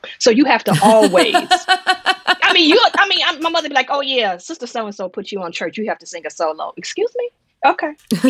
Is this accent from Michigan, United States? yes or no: yes; Detroit, Michigan, United States; moved away; also born or lived in New York City / South Freeport; I was born and raised in Detroit, and the summer times there were really, really special, particularly because I have parents who were part of the Great Migration